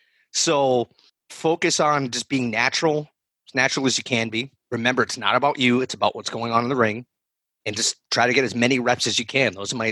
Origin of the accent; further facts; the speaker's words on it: Providence, Rhode Island, United States; So, real quick, I grew up in the Providence area.